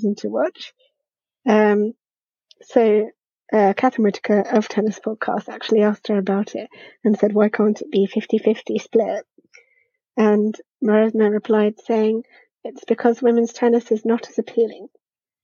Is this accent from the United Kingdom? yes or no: yes; United Kingdom; as a British person